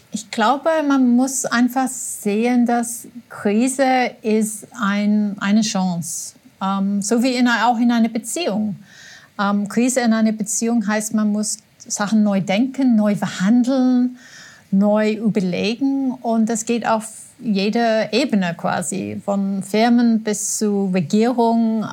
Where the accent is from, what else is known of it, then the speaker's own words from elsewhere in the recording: England, United Kingdom; now in Austria; als Engländerin